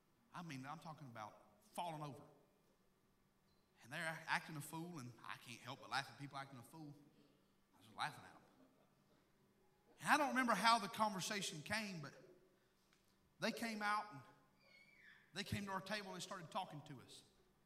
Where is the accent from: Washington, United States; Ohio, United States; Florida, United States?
Washington, United States; now in Tennessee, United States; Where are you from? Well, we're from Washington State. Well, why in the name of the Lord are you here? Oh, we moved down here.